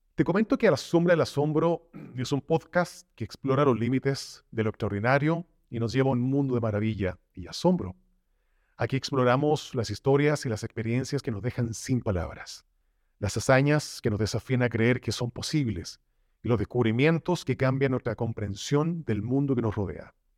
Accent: Chile; now in Mexico; Soy originario de Chile, pero estoy viviendo ya hace unos años en la bella nación mexicana

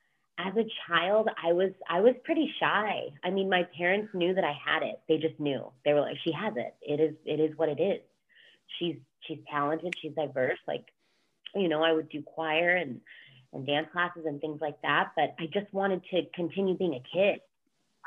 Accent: Miami, Florida, United States; also born or lived in Orlando; I grew up in Miami, but then from there, I also went to elementary and middle school in Orlando. So Central Florida was a huge part of growing up as well in those years for me

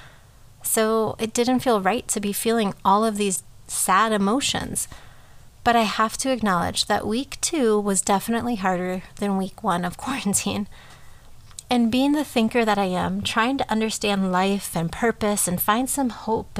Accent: Minnesota, United States; moved away; I grew up in Minnesota

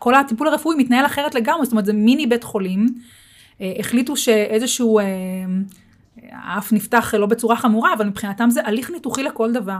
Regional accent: Israel; אנחנו כישראלים

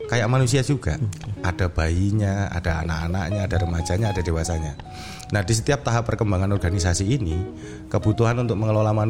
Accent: Yogyakarta, Special Region of Yogyakarta, Indonesia; born there; Uh, saya lahir di Jogja.

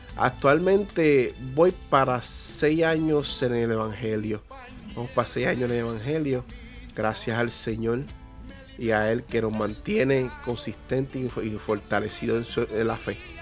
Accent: Peñuelas, Puerto Rico; also born or lived in Yauco, Puerto Rico; Pues yo nací en Yauco, Puerto Rico, y mi crianza fue en Peñuelas, en un sector llamado La Moca

